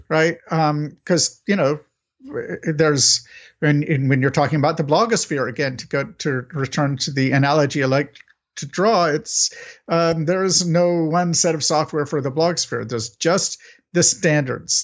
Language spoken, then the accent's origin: English; United States; I'm an American